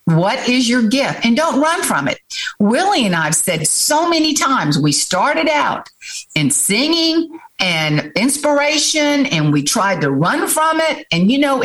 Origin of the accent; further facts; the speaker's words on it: Johns Island, South Carolina, United States; John's Island, where I grew up, my daddy's farm